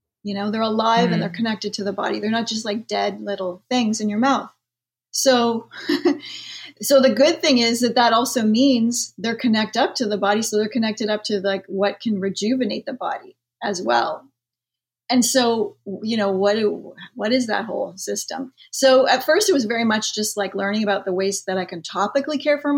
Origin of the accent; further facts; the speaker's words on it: Canada; I am Canadian.